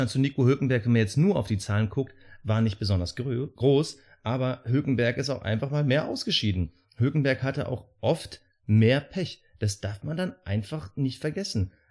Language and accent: German; Germany; wir als Deutsche